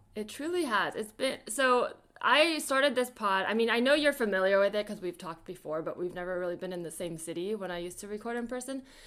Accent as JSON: {"language": "English", "area": "the Bay Area", "region": "California", "country": "United States", "tie": "born or raised there", "said": "growing up in the Bay"}